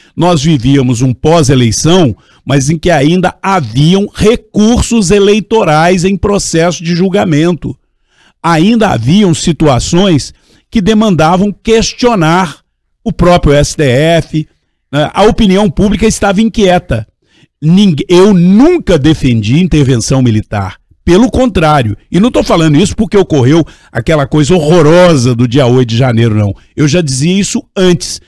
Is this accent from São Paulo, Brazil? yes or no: no; São Tiago, Minas Gerais, Brazil; now in Divinópolis, Brazil; eu nasci em São Tiago, por onde eu tenho muito amor, mas eu sou também divinopolitano, né? Filho adotivo, fui vereador, prefeito, moro lá, meus filhos estão lá